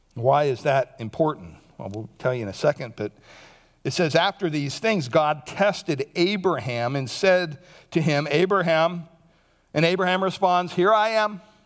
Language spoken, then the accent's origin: English; Montoursville, Pennsylvania, United States; moved away; my hometown, Montoursville, Pennsylvania.